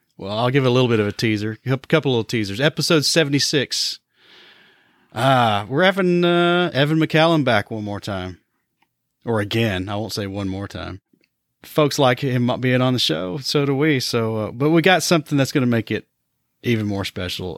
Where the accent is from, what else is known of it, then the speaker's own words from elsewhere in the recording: Johnson City, Tennessee, United States; moved away; Johnson City, Tennessee, which is my hometown